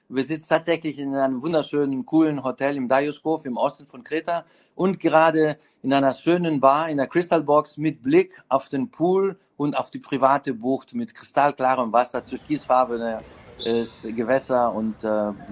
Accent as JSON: {"language": "German", "town": "Athens", "region": "Attica", "country": "Greece", "tie": "born or raised there", "moved": "as an adult", "lives_now": "Crete, Greece", "said": "Ja, ich bin in Athen geboren, auch aufgewachsen bis 18 Jahren."}